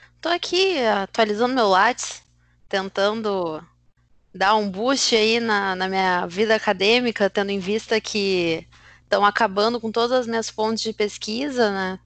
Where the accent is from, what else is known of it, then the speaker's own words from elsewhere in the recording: Brazil; enquanto brasileiros, enquanto sul-americanos